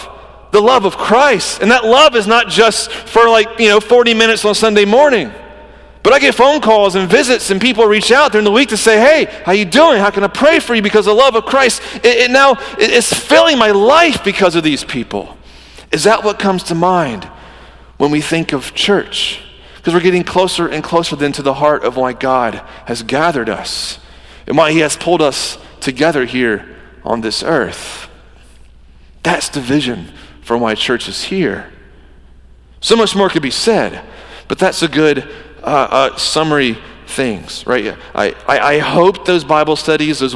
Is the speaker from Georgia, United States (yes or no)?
yes; Georgia, United States; I'm from Georgia